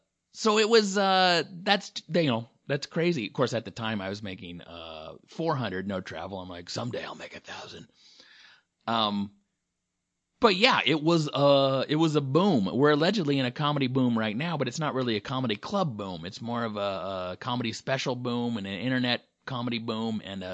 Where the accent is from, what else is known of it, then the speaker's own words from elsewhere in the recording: the South, United States; So I'm from the South, you know.